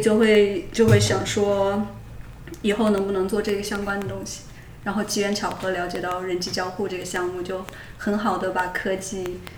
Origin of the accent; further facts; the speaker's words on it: Changsha, Hunan, China; moved away as an adult; also born or lived in Beijing / Pittsburgh; 长沙人。